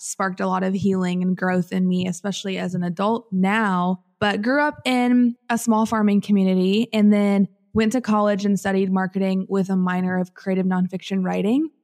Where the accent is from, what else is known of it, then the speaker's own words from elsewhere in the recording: Southern Illinois, United States; moved away as an adult; I'm originally from Southern Illinois and from like central southern Illinois, grew up in a farming community of about 500 people